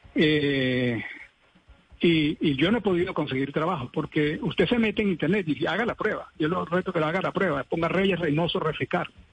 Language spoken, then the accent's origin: Spanish; Venezuela; moved away as an adult; now in Colombia; soy venezolano, vine con muchas esperanzas y alegrías de poder trabajar